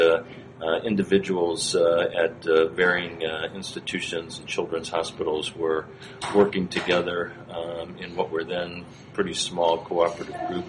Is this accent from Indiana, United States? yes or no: no; outside of Cleveland, Ohio, United States; I grew up in Ohio, outside of Cleveland